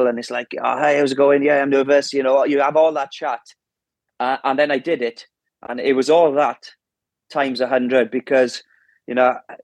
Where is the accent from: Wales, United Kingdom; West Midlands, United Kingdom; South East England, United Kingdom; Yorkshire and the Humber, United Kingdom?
Wales, United Kingdom; as a Welshman